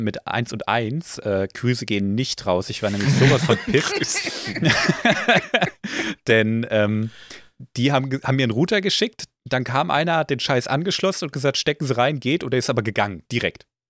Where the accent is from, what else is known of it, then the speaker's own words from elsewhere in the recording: Germany; bin ich ja Deutscher